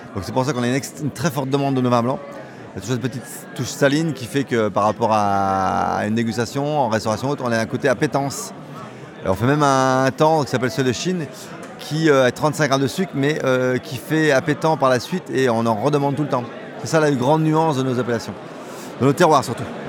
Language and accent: French; Vendée, Pays de la Loire, France; je viens de la Vendée